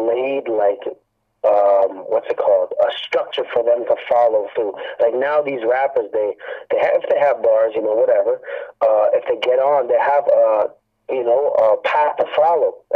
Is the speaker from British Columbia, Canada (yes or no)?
no; Hamilton, Ontario, Canada; I'm from Hamilton, Ontario, 350 Green Hill is my area